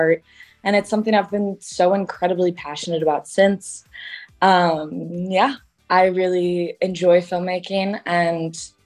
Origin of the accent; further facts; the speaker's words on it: Chicago, Illinois, United States; I was born and raised in Chicago